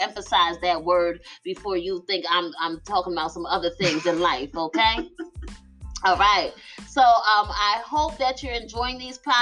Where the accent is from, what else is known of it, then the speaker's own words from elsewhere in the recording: Philadelphia, Pennsylvania, United States; moved away; I am from Philly, West Philadelphia, born and raised